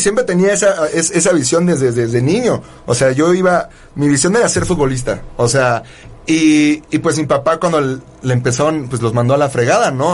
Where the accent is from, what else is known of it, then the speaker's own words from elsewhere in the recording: Mexico; soy más mexicano que el nopal